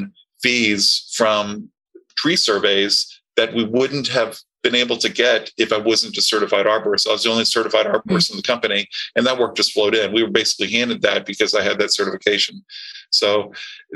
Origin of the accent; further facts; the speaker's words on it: Tampa, Florida, United States; I grew up in Tampa